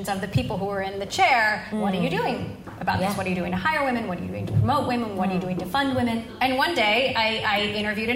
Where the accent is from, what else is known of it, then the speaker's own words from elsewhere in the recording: Hawaii, United States; moved away; I was raised in Hawaii